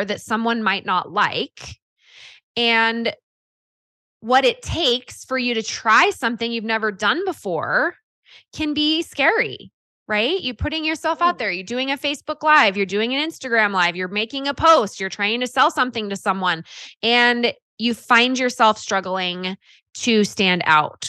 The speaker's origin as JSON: {"language": "English", "region": "California", "country": "United States", "tie": "born or raised there", "said": "I grew up in California"}